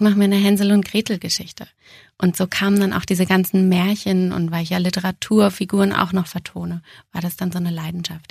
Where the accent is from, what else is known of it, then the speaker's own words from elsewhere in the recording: Braunschweig, Lower Saxony, Germany; moved away as an adult; also born or lived in Austria / Munich; mein erstes Engagement ging zurück in die Heimat. Ich komme ja aus Braunschweig